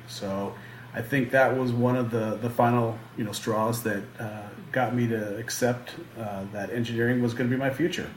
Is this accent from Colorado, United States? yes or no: yes; Boulder, Colorado, United States; I'm uh, from, originally from Colorado, born and raised in Boulder, Colorado